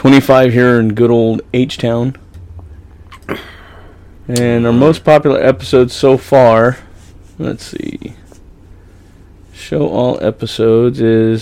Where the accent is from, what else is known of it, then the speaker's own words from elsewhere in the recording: California, United States; accent: Okie; I was born and raised in California. My Okie's just, like, oozing its way out once in a while.